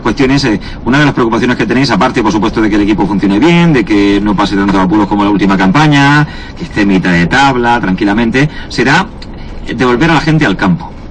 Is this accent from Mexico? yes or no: no; Balsicas, Region of Murcia, Spain; de Balsicas, de mi pueblo pequeñito